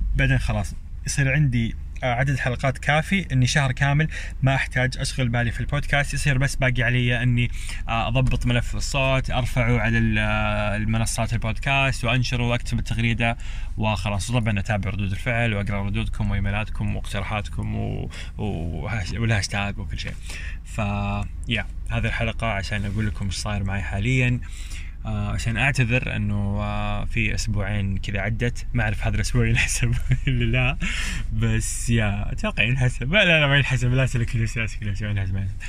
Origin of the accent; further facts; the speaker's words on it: Eastern Province, Saudi Arabia; moved away as an adult; also born or lived in Jeddah; انا اصلا من اهل الشرقيه